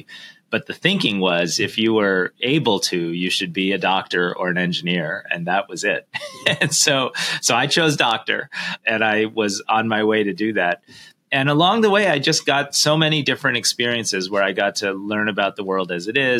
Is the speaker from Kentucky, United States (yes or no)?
no; Detroit, Michigan, United States; I am the son of Indian immigrants. As you know, I grew up in Detroit, Michigan